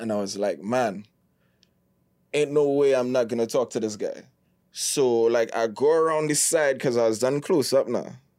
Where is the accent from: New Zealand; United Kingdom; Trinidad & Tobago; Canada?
Trinidad & Tobago; I'm from Trinidad